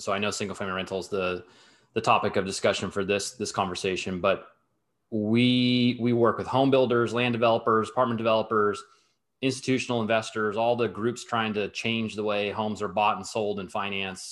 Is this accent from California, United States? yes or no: yes; Southern California, United States; moved away; also born or lived in New York / London; I'm born and raised in Southern California, although I've, I've lived in New York, I've lived in London